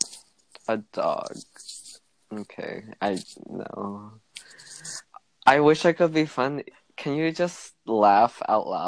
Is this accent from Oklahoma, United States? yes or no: no; Houston, Texas, United States; also born or lived in Brooklyn, New York; I live in a small suburb outside of Houston. I've lived here basically my whole life, except for I was born in New York, and I lived there for 2 years